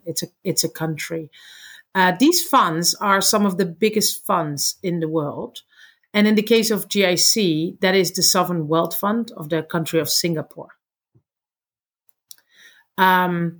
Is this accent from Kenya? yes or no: no; Netherlands; I'm from the Netherlands